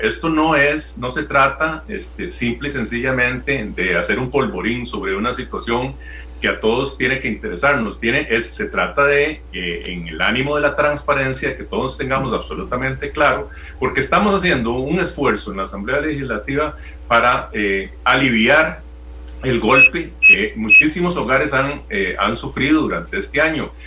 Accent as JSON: {"language": "Spanish", "country": "Costa Rica", "said": "Nosotros tenemos derecho como costarricenses y como diputados"}